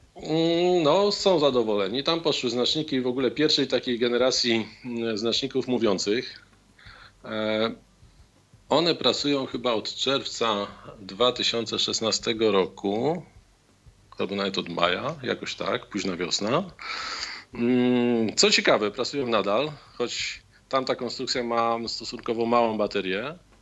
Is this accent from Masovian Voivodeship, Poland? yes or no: yes; Warsaw, Masovian Voivodeship, Poland; w Warszawie, skąd jestem